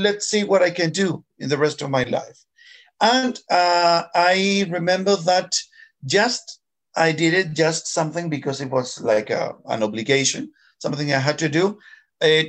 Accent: Chile; English is a second language; I'm from Chile. Now I'm 42 years old

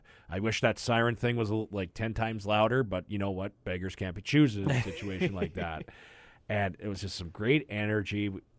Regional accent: Cayley, Alberta, Canada; I'm from Southern Alberta.

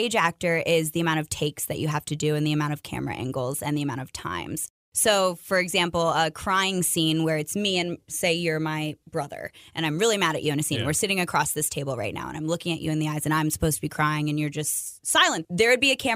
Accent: Montgomery County, Maryland, United States; I am from Montgomery County, Maryland, so I'm closer to Washington, D.C. than some other people in Maryland are

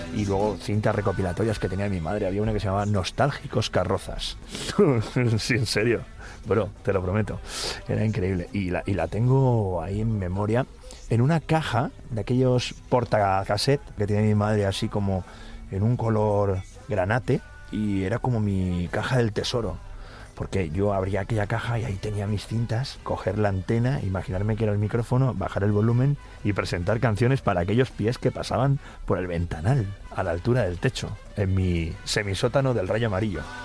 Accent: Cornellà de Llobregat, Catalonia, Spain; moved away as an adult; also born or lived in Barcelona; now in Madrid, Spain; Y desde muy pequeñito, eso sí, me crié en Cornellá

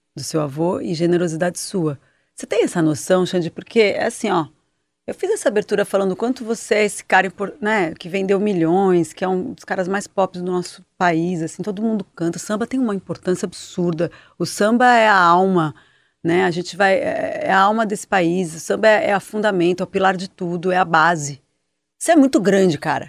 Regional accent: São Paulo, Brazil; eu, que sou daqui de São Paulo

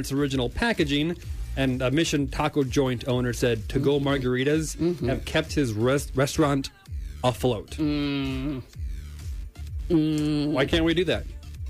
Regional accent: Midwest, United States; I'm from the Midwest.

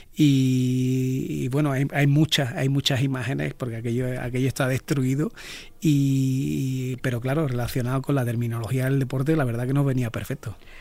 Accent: Jerez de la Frontera, Andalusia, Spain; haber nacido donde yo nací, en Jerez de la Frontera

